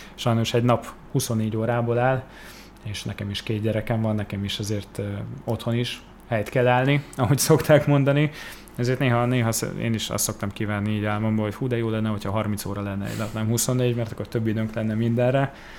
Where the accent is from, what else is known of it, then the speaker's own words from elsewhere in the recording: Budapest, Hungary; én csak magyar állampolgár vagyok, itt születtem Budapesten